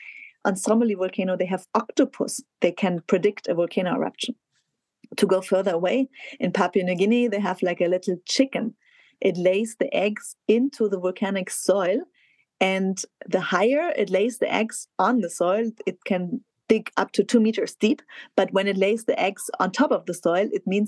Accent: south of Munich, Bavaria, Germany; my hometown south of Munich, home village south of Munich

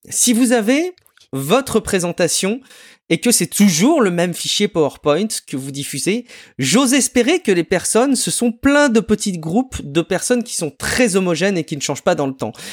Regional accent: France; chez nous en France

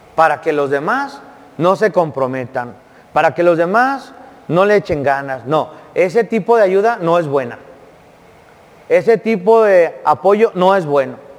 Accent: Jiquilpan, Jalisco, Mexico; en mi pueblo, Jiquilpan, Jalisco

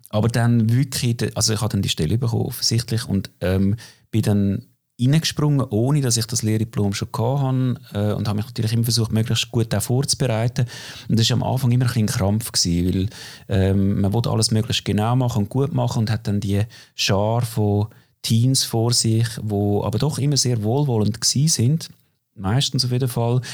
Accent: Opfikon, Zurich, Switzerland; Ich bin aufgewachsen in Glabruck, Opfiker Glabruck, also typische Vorstadt von Zürich

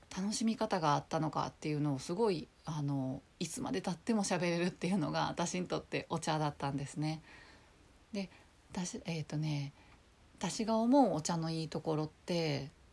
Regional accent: Kobe, Hyogo, Japan; moved away as an adult; also born or lived in Nagoya; now in Tokyo, Japan; ずっと、まあ、生まれも育ちも神戸で

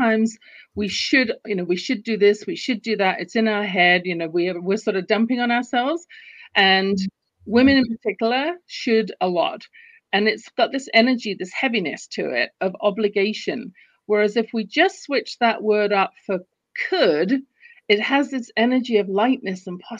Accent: London, United Kingdom; now in Calgary, Canada; You can tell from my accent, I wasn't born in the US or Canada where I live. I live in Canada, in Calgary, Alberta right now. But I was born in London, England.

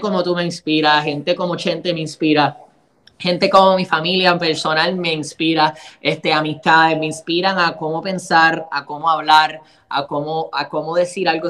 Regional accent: Puerto Rico; como boricua

